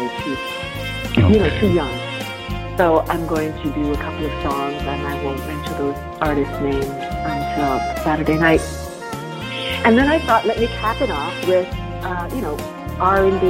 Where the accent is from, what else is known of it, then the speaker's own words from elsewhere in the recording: Toronto, Ontario, Canada; moved away; I'm from Toronto originally